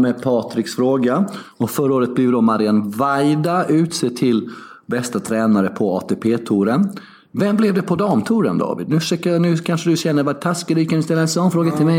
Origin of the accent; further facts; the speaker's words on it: Sweden; jag är ju svensk